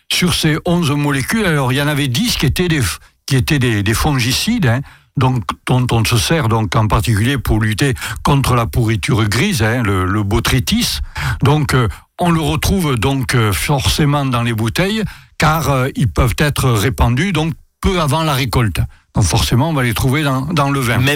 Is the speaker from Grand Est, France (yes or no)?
yes; Alsace, Grand Est, France; sélection de Grenoble chez nous en Alsace.